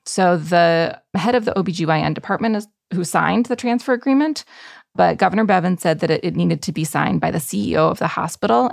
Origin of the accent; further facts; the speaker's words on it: Michigan, United States; Michigan is a possibility, my home state